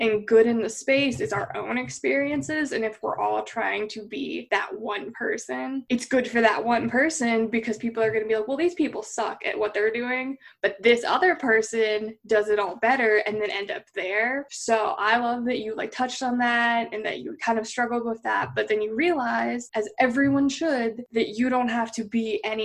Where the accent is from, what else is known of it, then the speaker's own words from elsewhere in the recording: Eugene, Oregon, United States; moved away; Nike was born in my hometown